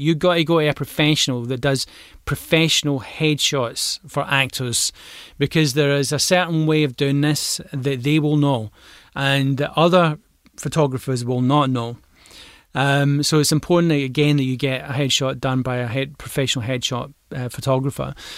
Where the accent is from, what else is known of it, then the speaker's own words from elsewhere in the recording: Glasgow, Scotland, United Kingdom; I'm a Glaswegian